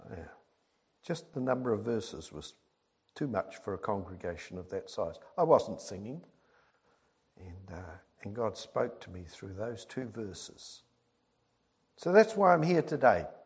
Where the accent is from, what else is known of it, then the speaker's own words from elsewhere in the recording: Birmingham, West Midlands, United Kingdom; born there; I was born in Birmingham, in England, way back in 1947